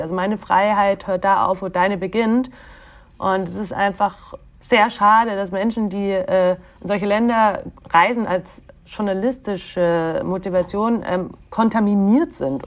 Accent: Bavaria, Germany; moved away; also born or lived in Egypt; ich bin ja auch also in Bayern groß geworden

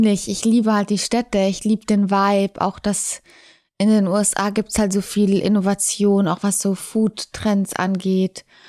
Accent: Munich, Bavaria, Germany; München ist meine Heimat. Ich habe da meine Eltern

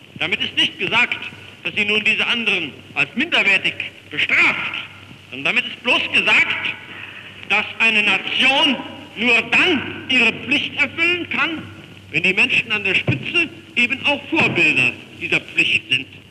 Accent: Germany; wir als Deutsche

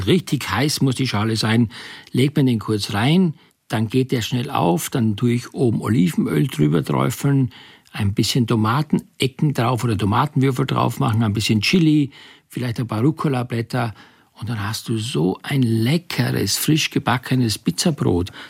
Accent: Styria, Austria; ich bin in der Steiermark groß geworden.

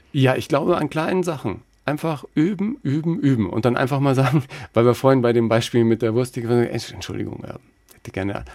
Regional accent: Germany; ich bin aus Deutschland

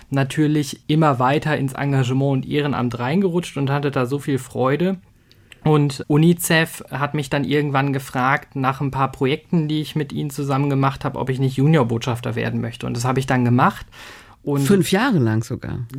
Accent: North Rhine-Westphalia, Germany; Ich bin ja aufgewachsen im Sauerland, im Hochsauerlandkreis.

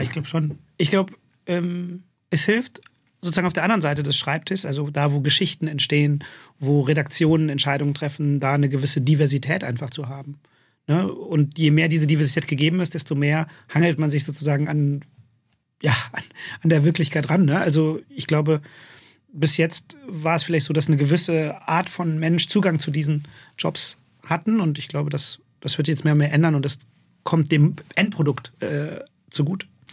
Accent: Königswinter, North Rhine-Westphalia, Germany; also born or lived in London; ich bin auch in Königswinter aufgewachsen

